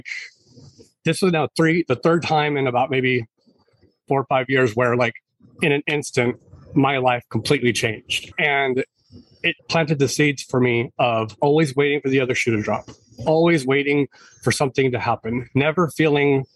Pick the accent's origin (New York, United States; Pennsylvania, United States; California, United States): California, United States; Marysville; now in San Diego, United States; I grew up in Northern California, just north of Sacramento, about maybe 35 minutes north in a small rural town called Marysville